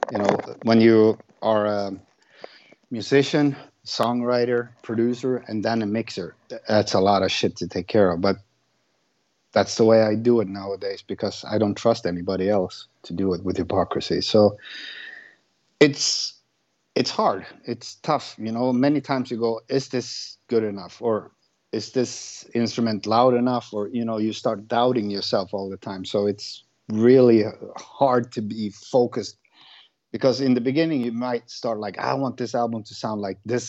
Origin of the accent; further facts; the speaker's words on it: Sweden; I grew up like 2 miles from where I live today in a village